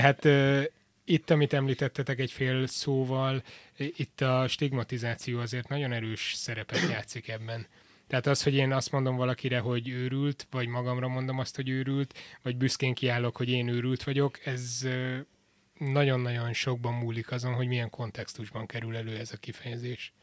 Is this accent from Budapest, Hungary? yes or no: no; Miskolc, Borsod-Abaúj-Zemplén, Hungary; born or raised there; also born or lived in Debrecen, Hungary / Portugal